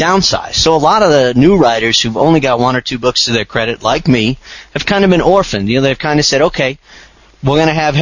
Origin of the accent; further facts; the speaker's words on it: outside of Boston, Massachusetts, United States; now in Phoenix, United States; I'm a New Englander at heart. I grew up outside of Boston, Massachusetts